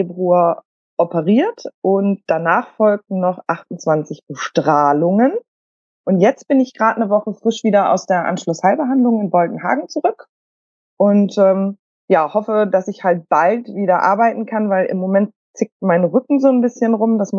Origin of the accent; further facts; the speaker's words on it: Bremen, Germany; äh, komme aus Bremen.